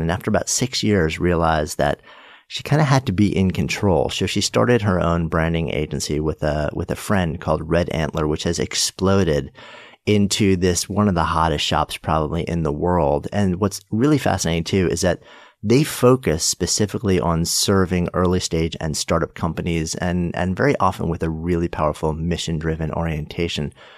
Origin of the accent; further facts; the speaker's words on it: Port Washington, New York, United States; I grew up in Port Washington